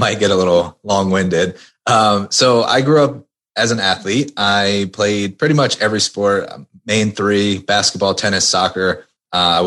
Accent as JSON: {"language": "English", "area": "outside of Philadelphia", "region": "Pennsylvania", "country": "United States", "tie": "born or raised there", "also_born_or_lived": "Maryland", "moved": "yes", "said": "I grew up outside of Philadelphia"}